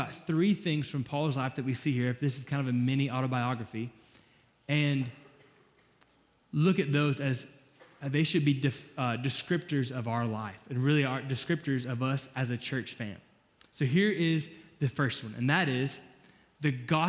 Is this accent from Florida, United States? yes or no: yes; Florida, United States; I'm from Florida